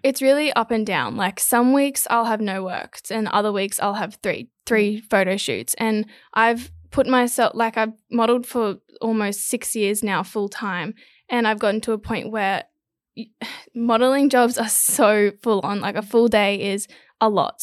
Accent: Gold Coast, Queensland, Australia; I'm from the Gold Coast. I'm 22 years old. I've always lived on the Gold Coast

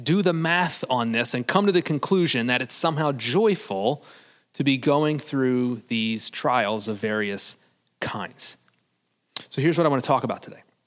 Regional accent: United States; as Americans

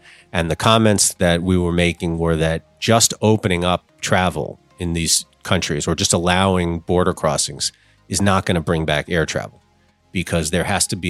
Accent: New York, United States; moved away as an adult; now in Hong Kong; I'm from New York. New York's my home.

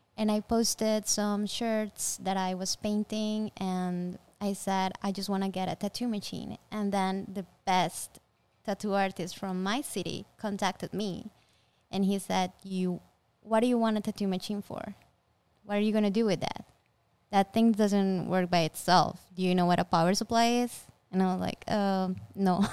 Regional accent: Colombia; I'm from Colombia

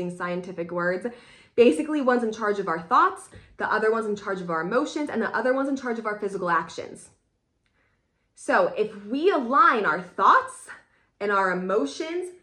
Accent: Pennsylvania, United States; moved away as an adult; also born or lived in California; I'm from Pennsylvania, I lived in California for a while

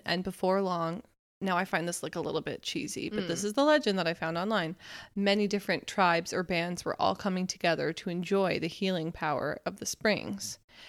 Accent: United States; being an American.

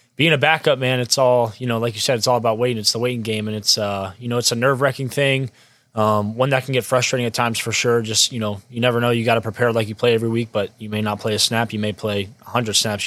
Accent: Springfield, Virginia, United States; I'm from Springfield, Virginia, Northern Virginia, about thirty-five minutes away from, uh, College Park

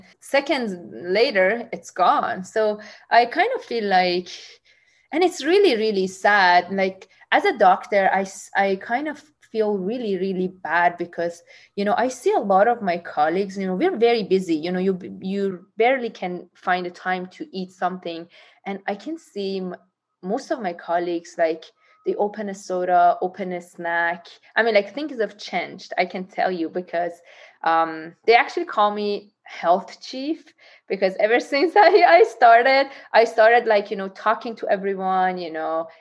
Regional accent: Tehran, Tehran Province, Iran; now in San Diego, United States; I was born in Tehran

